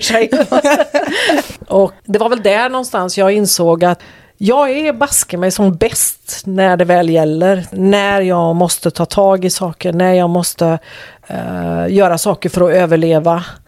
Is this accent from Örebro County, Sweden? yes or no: no; Bohuslän, Västra Götaland, Sweden; moved away as an adult; also born or lived in Skåne; flyttade sen upp till Bohuslän igen där jag kommer ifrån